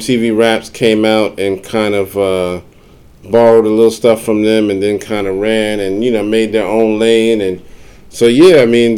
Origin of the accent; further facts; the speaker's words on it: New York City, New York, United States; I grew up on Video Music Box. And in New York, you know, if you didn't have cable, you know, there was like a public access channel, Channel 31